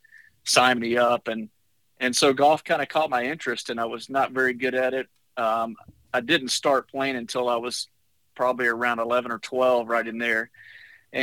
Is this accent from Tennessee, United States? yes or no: no; Jacksonville, Texas, United States; also born or lived in Galveston, Texas / Tyler, Texas; we moved to East Texas when I was in third grade. I was born in Galveston